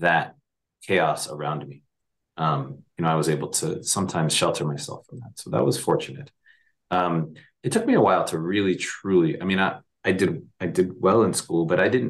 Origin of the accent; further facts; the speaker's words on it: Miami, Florida, United States; I grew up in Miami. I'm of Cuban descent